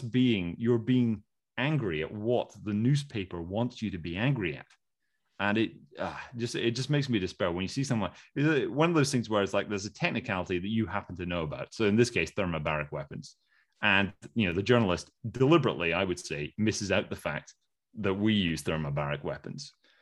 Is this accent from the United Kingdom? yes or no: yes; United Kingdom; Like, well, no, we're British.